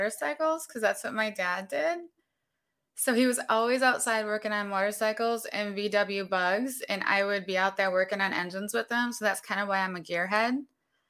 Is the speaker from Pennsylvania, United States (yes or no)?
no; Berea, Ohio, United States; also born or lived in Chicago, Illinois; I actually grew up in Berea